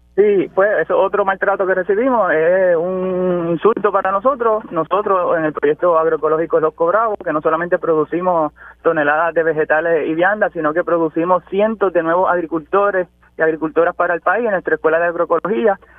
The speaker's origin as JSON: {"language": "Spanish", "town": "Toa Alta", "country": "Puerto Rico", "tie": "born or raised there", "said": "Yo soy de Bucarabones, yo soy de Toalta, nacido y criado aquí, así que sufro como cualquier otro tuerteño"}